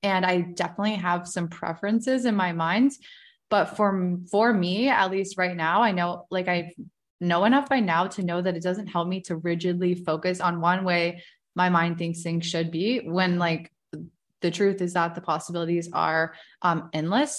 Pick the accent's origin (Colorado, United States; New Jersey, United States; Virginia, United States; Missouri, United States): Virginia, United States; I'm twenty-nine, I was born in Virginia